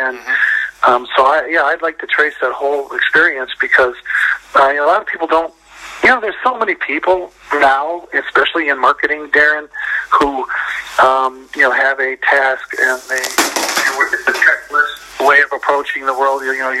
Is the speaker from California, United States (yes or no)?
no; Detroit, Michigan, United States; I grew up in Detroit, and in Detroit it's cars, girls, and hockey, right?